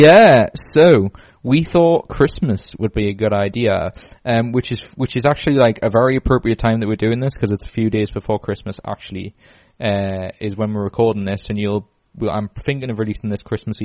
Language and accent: English; Newcastle upon Tyne, North East England, United Kingdom; we're from Newcastle